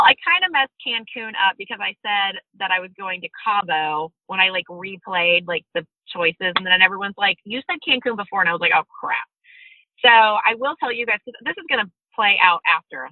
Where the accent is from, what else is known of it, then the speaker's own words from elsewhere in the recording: Georgia, United States; I'm from Georgia.